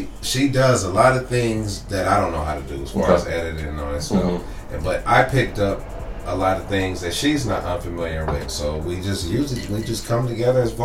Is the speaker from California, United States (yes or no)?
yes; Oakland, California, United States; we're both from Oakland, but we met in Hollywood.